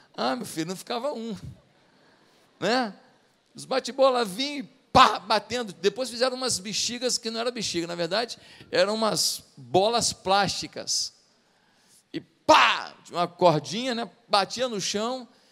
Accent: Rio de Janeiro, Brazil; quando eu era pequeno lá em Marechal Hermes

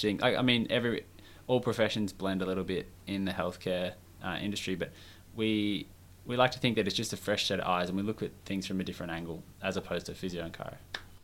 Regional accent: Melbourne, Victoria, Australia; moved away as an adult; we're both from Melbourne

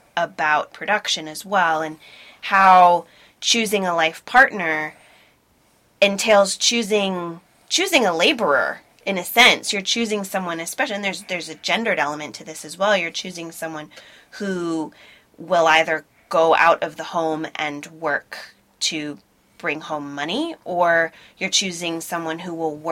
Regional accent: United States; moved away as an adult; now in United Kingdom; I'm an American citizen

